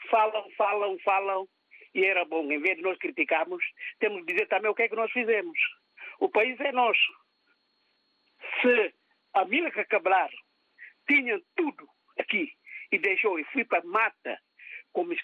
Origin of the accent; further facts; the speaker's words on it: Guinea-Bissau; moved away; eu vim da Guiné há um ano e tal